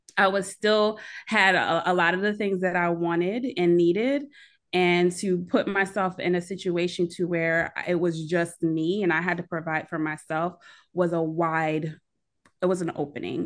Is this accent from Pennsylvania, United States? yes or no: yes; Philadelphia area, Pennsylvania, United States; accent: Philly; moved away as an adult; also born or lived in Chicago; I'm originally from the Philadelphia area.